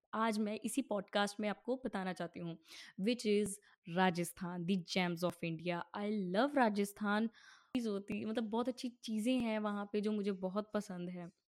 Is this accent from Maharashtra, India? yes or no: no; Punjab, India; मैं पंजाब से हूँ